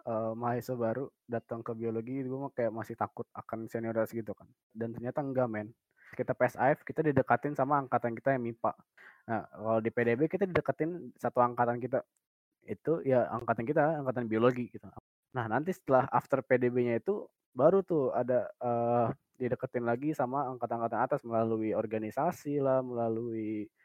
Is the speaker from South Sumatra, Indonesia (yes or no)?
yes; Palembang, South Sumatra, Indonesia; born there; now in Bekasi, Indonesia; Dan gue lahir normal di Palembang 20 Februari 2001 tempat tinggal gue sekarang di Bekasi.